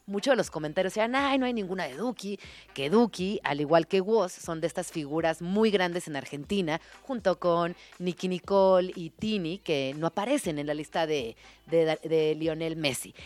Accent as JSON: {"language": "Spanish", "country": "Mexico", "said": "como mexicana"}